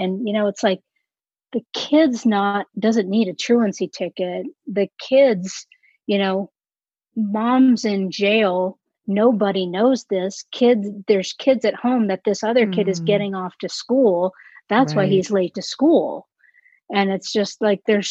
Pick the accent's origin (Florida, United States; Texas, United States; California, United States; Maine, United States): Texas, United States; Austin; moved away; originally I'm from Austin, Texas